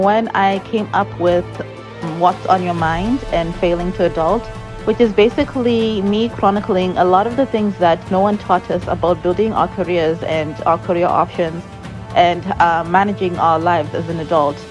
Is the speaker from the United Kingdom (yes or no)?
no; Zimbabwe; I come from Zimbabwe, and the mentality in Zimbabwe is that there's no future within the arts industry